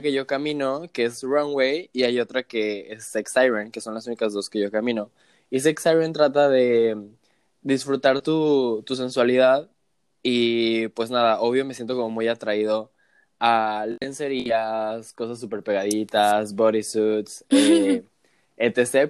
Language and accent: Spanish; Cancún, Quintana Roo, Mexico; moved away as an adult; also born or lived in Mexico City; me regresé a Cancún, que es de donde yo soy originario